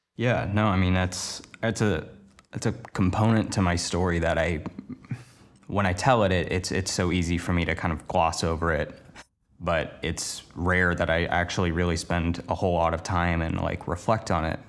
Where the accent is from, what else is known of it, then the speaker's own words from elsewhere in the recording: Portland, Oregon, United States; moved away as an adult; now in Los Angeles, United States; the place I grew up in Portland, Oregon to moving to Los Angeles, now working down here full-time